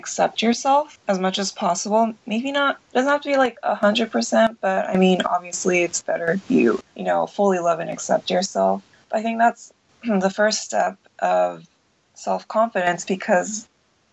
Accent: Southern California, United States; moved away as an adult; now in Tokyo, Japan; I grew up in Southern California

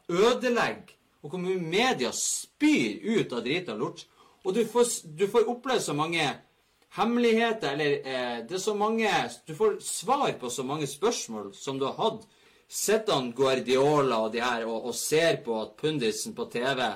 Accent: England, United Kingdom; Norwegian is a second language; Puff, jeg kommer fra England, da vet du hva.

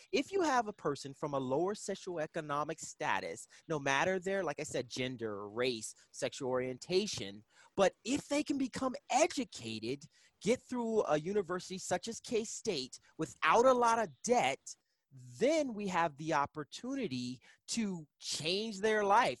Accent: East Coast, United States; moved away as an adult; now in Kansas, United States; I'm originally from the East Coast

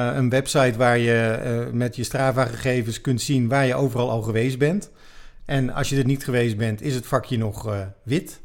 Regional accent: Utrecht, Netherlands; ik kom uit Utrecht

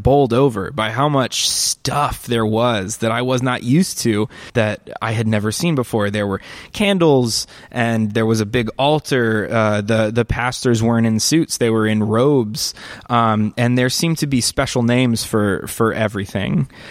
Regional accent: Northeast Texas, United States; now in Chicago, United States; I grew up in the Southern Baptist Church um, in, in, in a small town in Northeast Texas

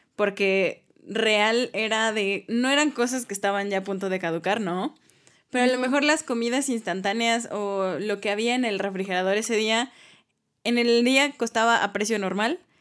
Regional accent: Mexico; somos mexicanos

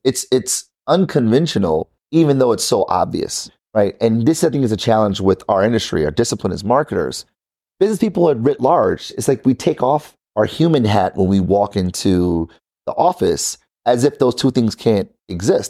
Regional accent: Detroit, Michigan, United States; I'm from Detroit, born and raised.

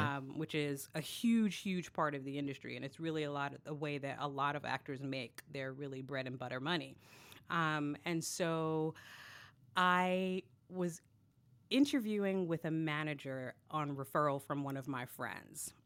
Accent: New York City, New York, United States; I am actually from Brooklyn, born and raised

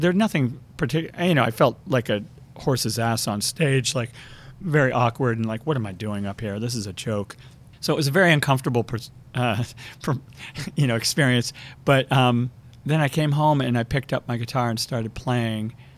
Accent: Connecticut, United States; I grew up outside of New York, mostly in Connecticut.

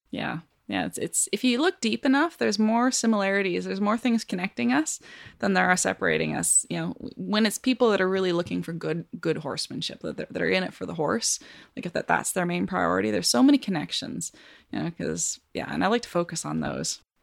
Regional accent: Canada; moved away as an adult; now in Kansas City, United States; I come from Canada

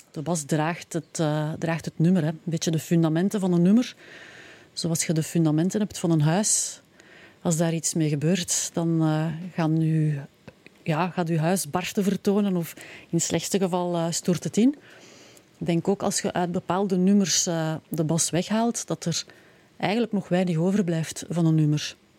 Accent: Pellenberg, Flanders, Belgium; also born or lived in Leuven; ik ben afkomstig van Pellenberg, in, Leuven gestudeerd en, hm. en, inderdaad ook een tijd gewoond

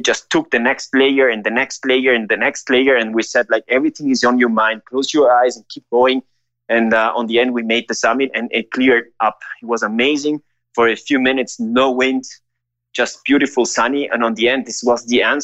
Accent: Ecuador; I grew up here in Ecuador

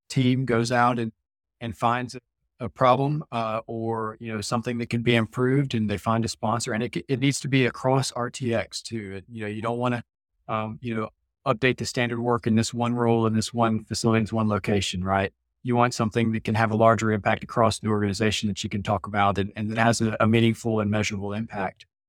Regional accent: Mississippi, United States; I'm from born and raised in Mississippi

